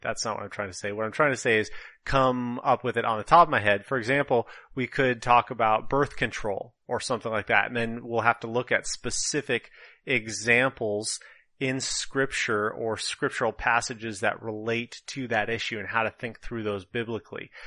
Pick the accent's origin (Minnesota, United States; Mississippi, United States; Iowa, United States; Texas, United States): Minnesota, United States; northern; accent: Minnesotan; moved away as an adult; now in California, United States; I was born and raised in Minnesota, northern Minnesota to be precise